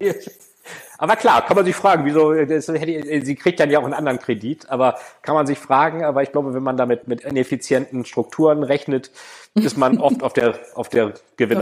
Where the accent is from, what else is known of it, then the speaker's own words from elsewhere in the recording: Bremen, Germany; Ich bin ja Bremer